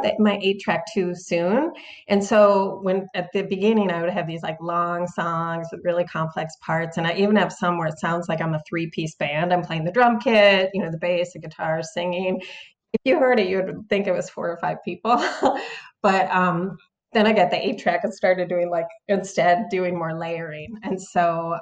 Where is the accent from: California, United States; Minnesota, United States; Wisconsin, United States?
Minnesota, United States; Minneapolis; moved away as an adult; also born or lived in New York / Italy; now in Portland, United States; I was born in New York actually. But I moved to Minneapolis like as a teenager. And so my kind of formative years were there